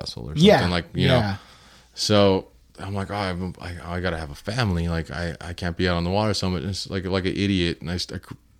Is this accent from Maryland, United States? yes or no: no; Hollywood, California, United States; In LA? Yeah, well, I was born and raised in Hollywood. Mm-hmm. And then we moved to the Valley when I was about like 6 years old or something like that.